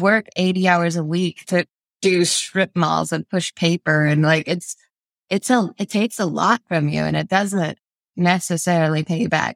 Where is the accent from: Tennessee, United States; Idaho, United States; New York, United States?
Idaho, United States; South; moved away as an adult; now in Moscow, Idaho, United States; We're from South Idaho.